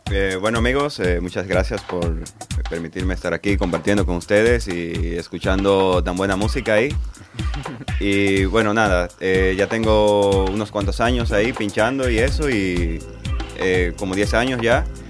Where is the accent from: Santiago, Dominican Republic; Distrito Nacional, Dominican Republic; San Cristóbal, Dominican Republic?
Distrito Nacional, Dominican Republic; Santo Domingo; moved away as an adult; now in Barcelona, Spain; yo vengo de República Dominicana, de la ciudad de Santo Domingo, y ahí me inicié como DJ, como productor durante muchísimos años. Apenas tengo un mes acá en Barcelona